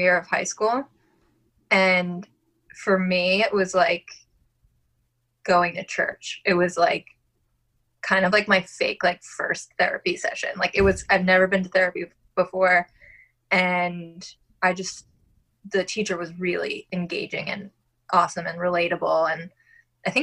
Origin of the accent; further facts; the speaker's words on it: Long Island, New York, United States; accent: Long Island; I'm originally from Long Island. And I just said that super Long Island